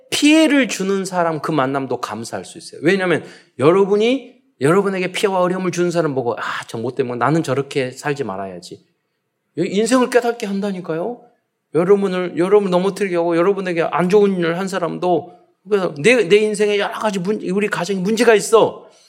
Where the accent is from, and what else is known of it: South Korea